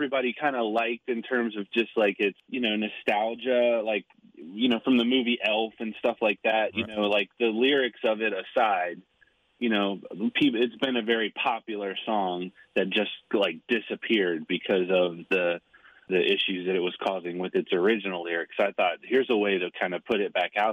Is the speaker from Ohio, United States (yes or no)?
yes; Cincinnati, Ohio, United States; growing up in Cincinnati